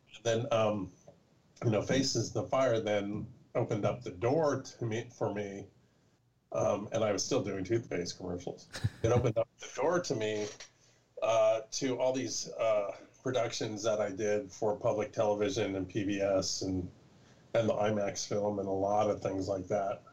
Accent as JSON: {"language": "English", "region": "California", "country": "United States", "tie": "born or raised there", "said": "I'm from California, born and bred"}